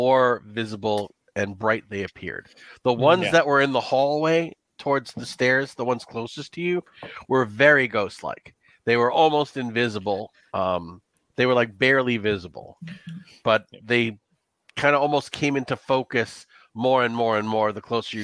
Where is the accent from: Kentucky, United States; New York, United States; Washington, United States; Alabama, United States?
New York, United States; I am a New Yorker.